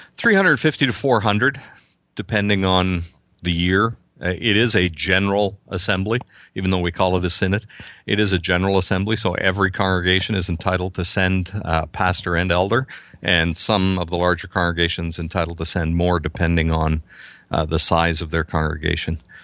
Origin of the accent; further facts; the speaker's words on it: Southern Ontario, Canada; I'm from Southern Ontario, uh, just about an hour and a half west